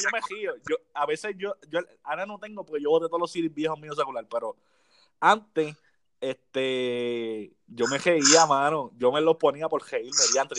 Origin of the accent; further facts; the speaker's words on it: Las Piedras, Puerto Rico; yo soy de Las Piedras